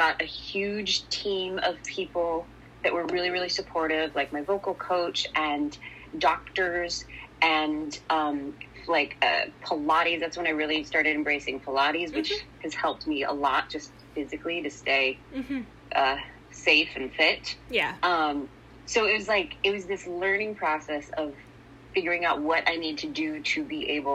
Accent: Sacramento, California, United States; I grew up in Sacramento, which is like hour and a half, 2 hours from San Francisco

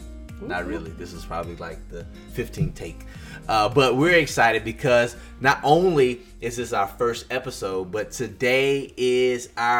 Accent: Mississippi, United States; she went back to her hometown, which is Virginia, and I went back to my hometown, which is Mississippi.

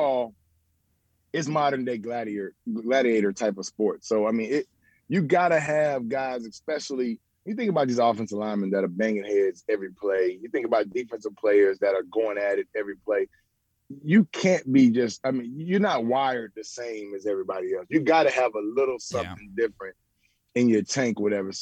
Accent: Memphis, Tennessee, United States; I'm from Memphis, and Memphis is a little bit urban.

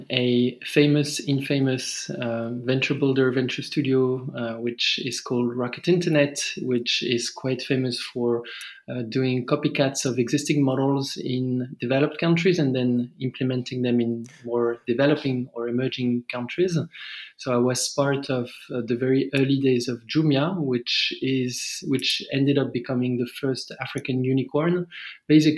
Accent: France; English is a second language; moved away as an adult; as you may hear from my accent, I'm originally from France, but I've been in various emerging countries for the past 10 or so years

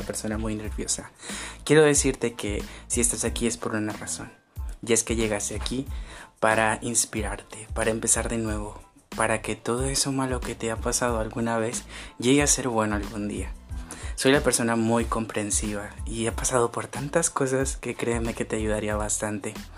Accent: Sonora, Mexico; soy de Sonora, del, del, mero norte de Sonora.

